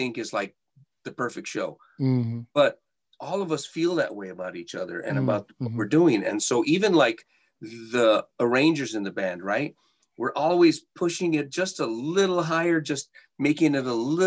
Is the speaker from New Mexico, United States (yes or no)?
yes; Santa Fe, New Mexico, United States; now in Las Vegas, United States; We grew up in Santa Fe, New Mexico, in a very a humble home